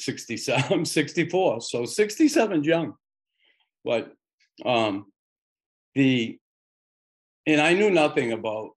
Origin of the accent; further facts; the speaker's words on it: Boston, Massachusetts, United States; now in Montreal, Canada; I grew up in Boston in a predominantly Irish neighborhood